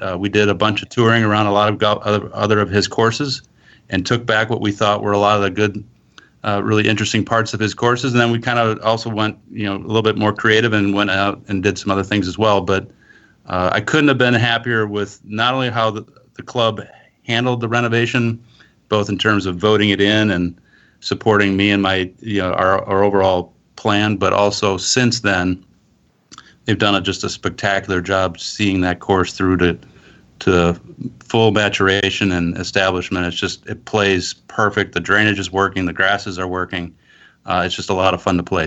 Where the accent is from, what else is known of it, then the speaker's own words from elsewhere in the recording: outside of Milwaukee, the Midwest, Wisconsin, United States; now in Scottsdale, United States; I originally grew up in the Midwest, outside of Milwaukee